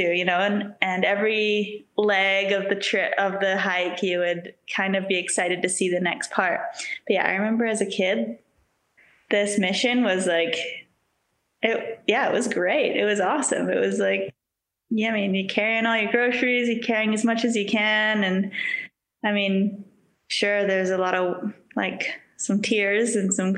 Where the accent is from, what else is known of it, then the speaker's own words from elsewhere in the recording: South Island, West Coast, New Zealand; also born or lived in Queenstown, New Zealand / Vernon, Canada; now in Revelstoke, Canada; Yeah, so I was born in Queenstown back in 1990. Aging myself here. Yeah, Queenstown, New Zealand, but like we lived on the west coast of New Zealand, South Island, on the Tasman Sea.